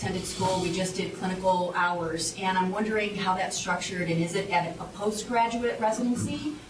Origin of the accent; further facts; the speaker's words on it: Cleveland, Ohio, United States; moved away; I'm from Cleveland. Hail from Cleveland. Went to FACP and Ursuline College.